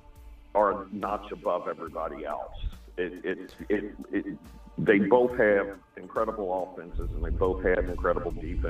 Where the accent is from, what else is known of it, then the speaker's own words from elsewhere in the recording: Louisville, Kentucky, United States; I'm from Louisville